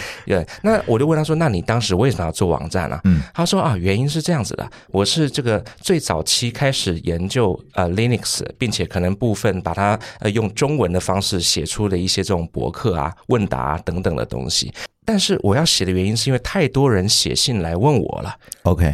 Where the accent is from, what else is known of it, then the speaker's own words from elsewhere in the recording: Taipei, Taiwan; 刚刚忘记介绍我是台北人